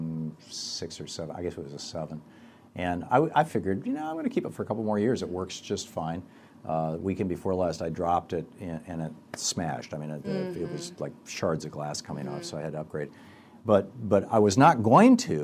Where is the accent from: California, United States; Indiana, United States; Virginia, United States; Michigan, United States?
Michigan, United States; Growing up in Michigan